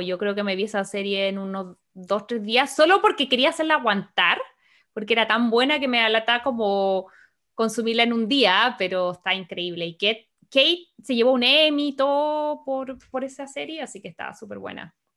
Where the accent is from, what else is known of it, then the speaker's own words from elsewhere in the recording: Santiago, Santiago Metropolitan Region, Chile; moved away; nací y criada en Santiago de Chile